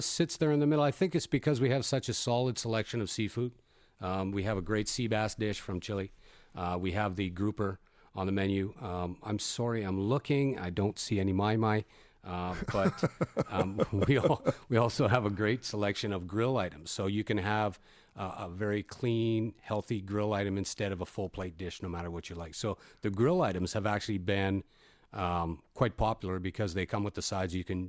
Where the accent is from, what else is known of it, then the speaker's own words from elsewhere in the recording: Canada; I am Canadian.